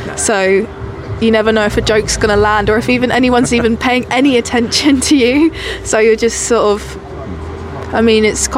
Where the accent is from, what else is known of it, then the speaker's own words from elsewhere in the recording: Colchester, East of England, United Kingdom; moved away as an adult; also born or lived in Manchester; I'm from Colchester and I know it